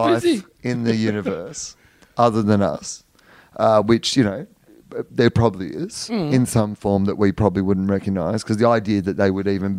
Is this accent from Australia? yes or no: yes; Australia